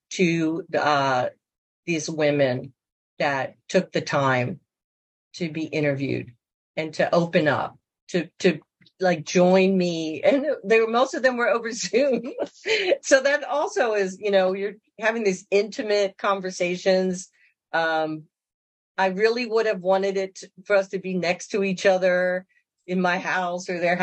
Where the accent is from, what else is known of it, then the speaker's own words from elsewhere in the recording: Baltimore, Maryland, United States; moved away; also born or lived in Loisaida, New York / Nicaragua; I was born in Baltimore